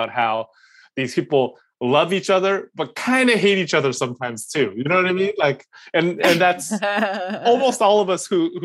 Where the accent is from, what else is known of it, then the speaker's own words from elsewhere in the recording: United States; I was born and raised in the United States